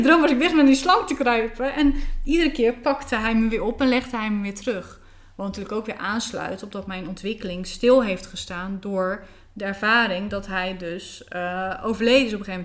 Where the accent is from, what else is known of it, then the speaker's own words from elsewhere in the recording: Bleiswijk, South Holland, Netherlands; Ik ben opgegroeid in een plaatsje tussen Rotterdam en Den Haag. Dat heet Blijswijk.